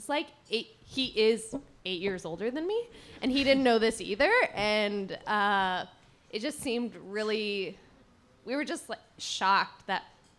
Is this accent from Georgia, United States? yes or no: no; Dallas, Texas, United States; where I grew up in Dallas.